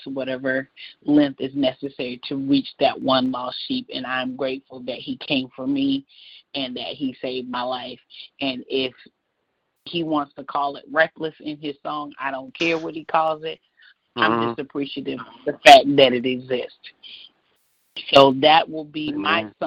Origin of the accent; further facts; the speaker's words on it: North Carolina, United States; I'm from North Carolina